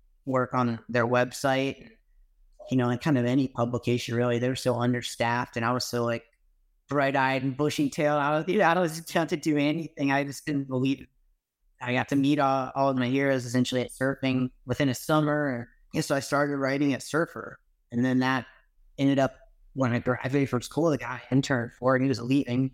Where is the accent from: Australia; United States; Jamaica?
United States; Virginia Beach, Virginia; moved away as an adult; also born or lived in Outer Banks, North Carolina; I grew up surfing in Virginia Beach and the Outer Banks.